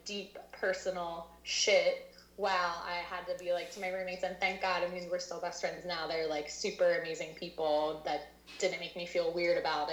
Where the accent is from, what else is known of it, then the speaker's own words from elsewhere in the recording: Lafayette Hill, Pennsylvania, United States; also born or lived in Thailand; I'm from Lafayette Hill. So I'm from around Conshohocken area. I grew up here.